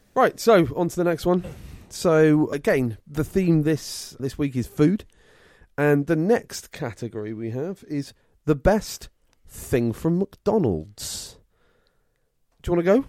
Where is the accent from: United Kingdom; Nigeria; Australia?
United Kingdom; England; I'm English through and through